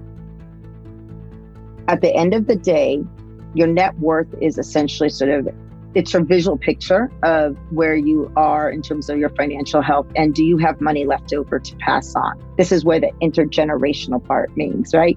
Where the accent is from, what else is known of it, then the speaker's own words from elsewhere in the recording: California, United States; I'm actually fourth generation Mexican-American, come out of Chicana, Latinx, you know, using all the new words. And I grew up in California